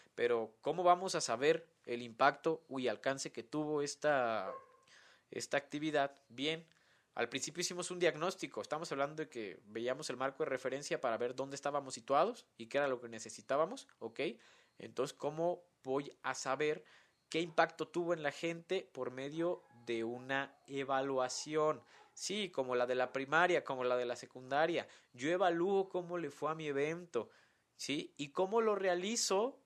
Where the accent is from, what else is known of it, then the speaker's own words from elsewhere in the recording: Morelia, Michoacán, Mexico; aquí en mi ciudad natal de Morelia